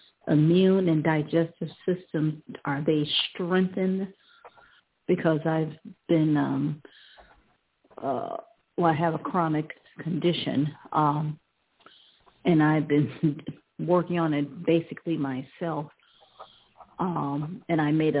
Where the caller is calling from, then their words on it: Ohio, United States; I'm calling from Ohio.